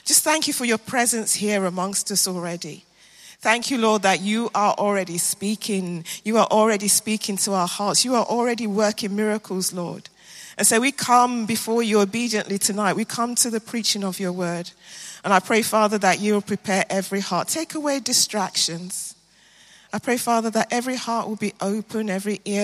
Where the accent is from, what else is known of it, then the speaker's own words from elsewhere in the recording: Nigeria; now in London, United Kingdom; I am a very proud Nigerian